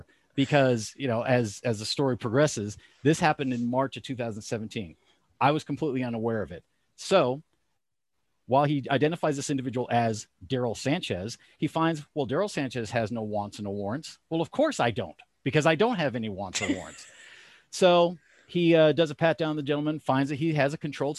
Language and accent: English; California, United States; moved away as an adult; also born or lived in Los Angeles; now in Elizabeth, Pennsylvania, United States; I was born and raised in California.